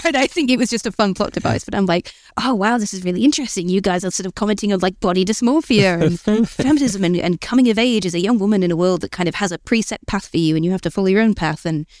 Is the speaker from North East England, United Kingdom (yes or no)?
yes; Newcastle, North East England, United Kingdom; now in Bristol, United Kingdom; I grew up in Gosforth, which is like the posh, boring bit of Newcastle, hence why I don't have the accent.